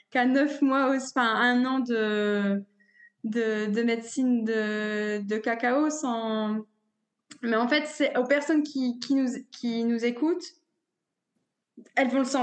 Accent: northern France, France; comme je disais, je suis originaire du nord de la France

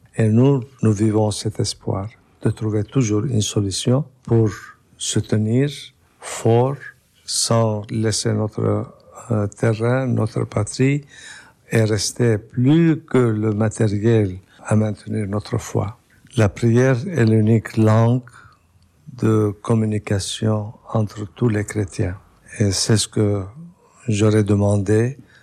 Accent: Lebanon; je suis né au Liban. Je connais très bien la communauté, le pays, la saveur de cette euh, région

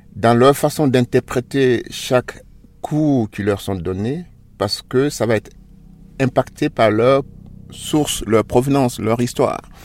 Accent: Côte d’Ivoire; moved away as an adult; now in Switzerland; je suis noir, je suis chez moi dans mon pays

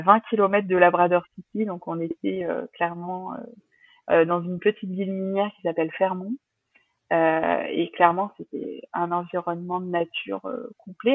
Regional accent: La Rochelle, Nouvelle-Aquitaine, France; On est de La Rochelle

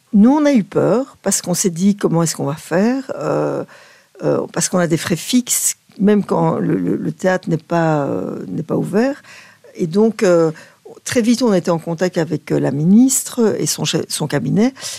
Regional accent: Belgium; chez nous, en Belgique, on, traîne un vieux complexe du Belge un peu

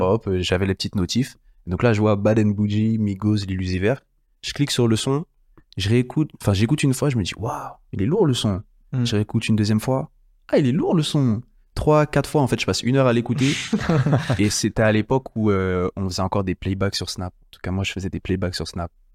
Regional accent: France; chez nous en France

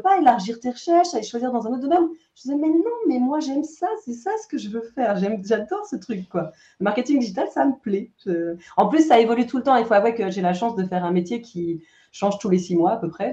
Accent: France; moved away as an adult; also born or lived in Romandy, Switzerland; now in Switzerland; je suis française. je vis en Suisse romande depuis une, bonne dizaine d'années

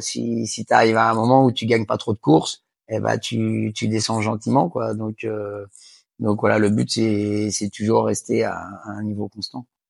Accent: Angers, Pays de la Loire, France; je suis originaire d'Angers.

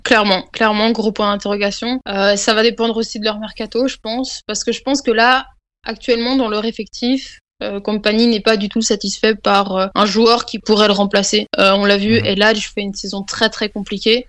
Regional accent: Belgium; je suis belge

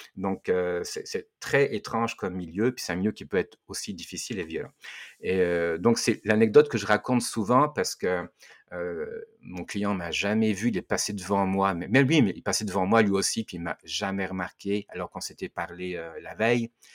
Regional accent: France; mon pays, puisque je viens de la France

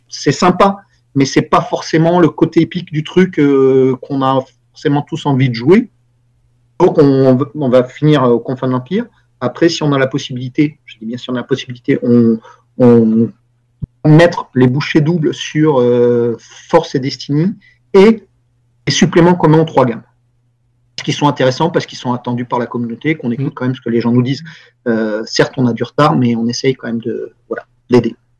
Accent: France; en tant que Français, européen, mais Français

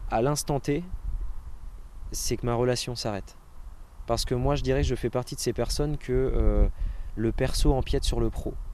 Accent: Normandy, France; comme on dit en Normandie, parce que je suis normand

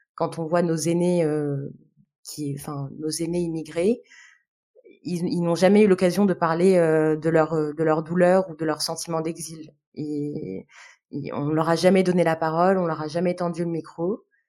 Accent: Algiers, Algiers Province, Algeria; moved away as an adult; now in France; Je suis née, j'ai grandi à Alger, euh, du coup, en Algérie

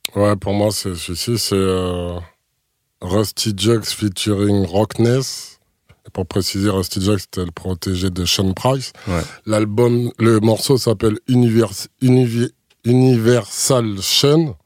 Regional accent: Martinique; de chez moi en Martinique

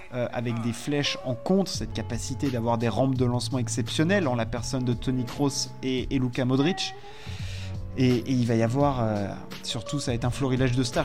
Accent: France; en tant que Français

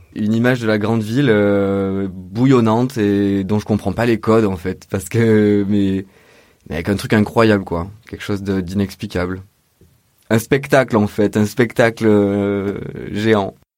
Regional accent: Orange, Provence-Alpes-Côte d'Azur, France; moved away as an adult; also born or lived in Montpellier / Belgium; now in Marseille, France; Je suis né euh, à Orange dans le 84 donc c'est dans le Vaucluse, à à peu près 100 km de Marseille, plus au nord. J'ai grandi là-bas jusqu'à la majorité, à 18 ans

